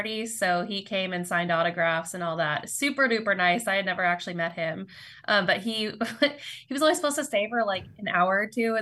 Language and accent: English; Washington, District of Columbia, United States; moved away as an adult; now in Seattle, United States; I'm an East Coaster. I'm from the D.C. area. But I moved to Seattle in 2018